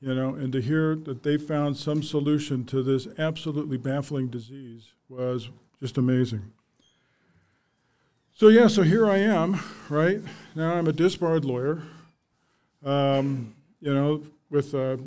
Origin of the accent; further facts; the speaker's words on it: Arvada, Colorado, United States; I was born and raised in Arvada, Colorado. Lived there my whole life